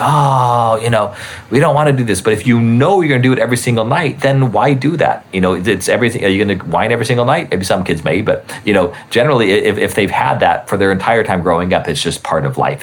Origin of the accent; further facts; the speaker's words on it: Albuquerque, New Mexico, United States; moved away; I grew up in Albuquerque